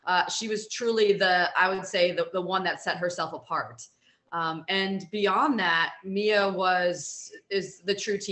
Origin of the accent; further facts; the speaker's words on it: Silver Spring, Maryland, United States; I grew up in Silver Spring, Maryland, so I was close to the White House